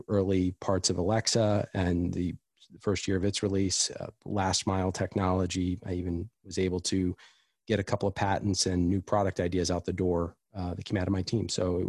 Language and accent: English; East Coast, United States; I grew up on the East Coast. I have lived all over the country.